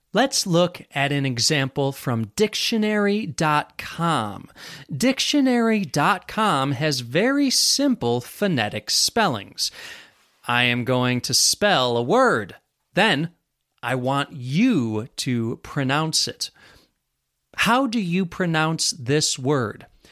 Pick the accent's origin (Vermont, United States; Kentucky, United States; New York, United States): New York, United States; Western; accent: American; I grew up in Western New York, and that influences my accent too